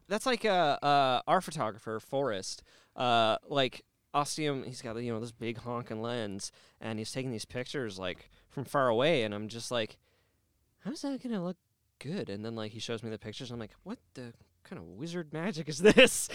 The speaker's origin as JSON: {"language": "English", "country": "Canada", "said": "I'm Canadian"}